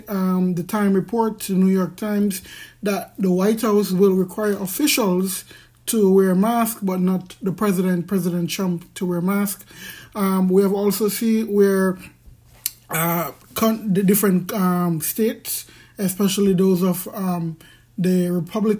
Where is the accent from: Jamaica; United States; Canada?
Jamaica; I'm from Jamaica, and we have a classist society